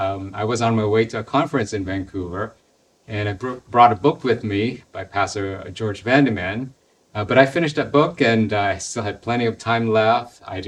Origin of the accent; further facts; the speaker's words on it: Philippines; Well, like many other Filipinos, we were poor, and so life was hard.